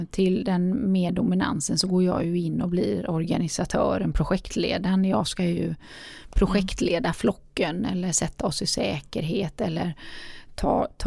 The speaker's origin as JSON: {"language": "Swedish", "town": "Gothenburg", "region": "Västra Götaland", "country": "Sweden", "said": "både du och jag är göteborgare"}